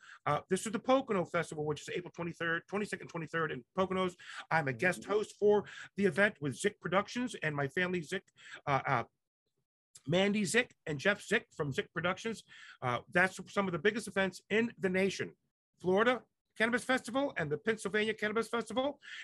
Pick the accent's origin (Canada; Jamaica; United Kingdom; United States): Jamaica; My mother was the director general of the embassies of Jamaica. And I grew up a lot in Jamaica with Jamaicans.